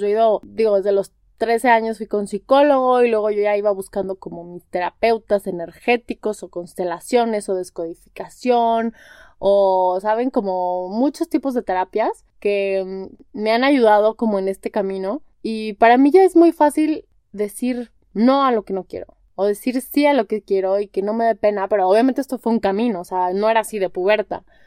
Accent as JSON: {"language": "Spanish", "town": "Guadalajara", "region": "Jalisco", "country": "Mexico", "also_born_or_lived": "Spain", "moved": "as an adult", "lives_now": "Mexico City, Mexico", "said": "tengo 31 años, soy de Guadalajara, tengo un año y medio viviendo en Ciudad de México"}